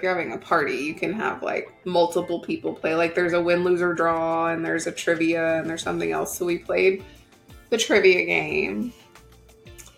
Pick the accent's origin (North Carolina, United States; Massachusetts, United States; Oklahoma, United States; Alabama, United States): Oklahoma, United States; moved away; I grew up in Oklahoma